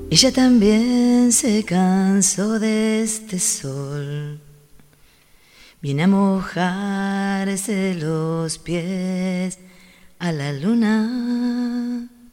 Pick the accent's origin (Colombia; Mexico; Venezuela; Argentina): Argentina; Chacabuco, Buenos Aires Province; moved away as an adult; also born or lived in La Plata; now in Chos Malal, Argentina; Nací en Chacabuco, provincia de Buenos Aires. Allí viví 17 años